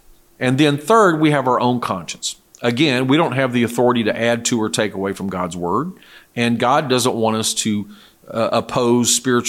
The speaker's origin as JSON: {"language": "English", "country": "South Korea", "tie": "born or raised there", "said": "I remember I grew up in Korea. In that culture, traditionally, at least the time I was there, the 60s and 70s, men would invariably shave."}